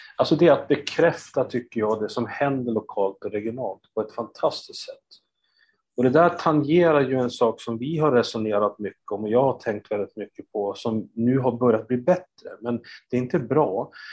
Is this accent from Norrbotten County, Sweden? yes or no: no; Östersund, Jämtland, Sweden; Jag är uppvuxen i Östersund